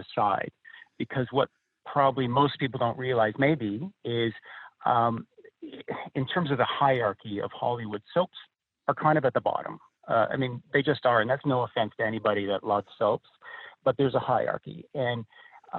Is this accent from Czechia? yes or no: no; near Toronto, Ontario, Canada; moved away as an adult; also born or lived in Los Angeles; near Toronto. And that's where I grew up